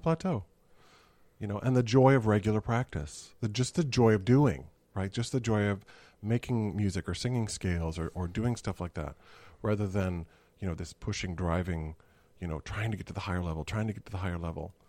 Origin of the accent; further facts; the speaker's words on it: Missouri, United States; I grew up in Missouri